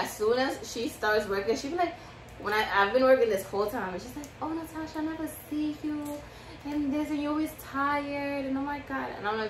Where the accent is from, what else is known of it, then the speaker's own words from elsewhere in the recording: New York, United States; we're Dominican and we're from the Bronx